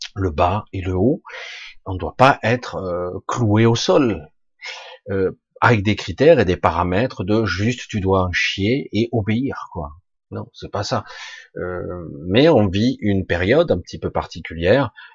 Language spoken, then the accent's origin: French; France; je suis né en France, comme beaucoup d'autres, mais en réalité, mon père était catalan, catalan pur